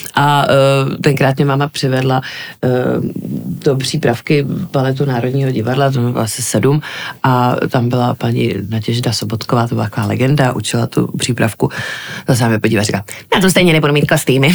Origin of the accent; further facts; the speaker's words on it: Prague, Czechia; jsem vyrůstala prostě v divadelní rodině, e, takže jsem byla pořád v divadle, už od plenek v Žižkovském divadle